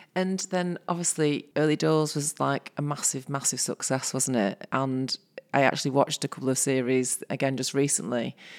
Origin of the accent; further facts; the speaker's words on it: Salford, North West England, United Kingdom; I grew up in Salford